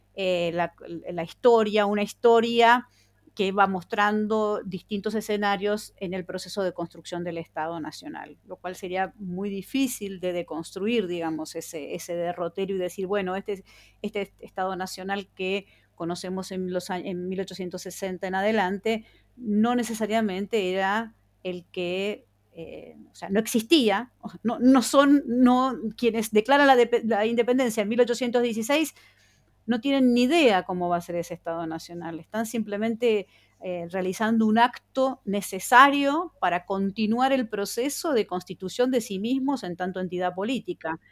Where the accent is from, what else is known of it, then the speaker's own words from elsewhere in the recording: Buenos Aires, Argentina; siendo una ciudadana bonaerense, considerándome bonaerense este, y habiéndome educado como niña en, eh, en la ciudad de Buenos Aires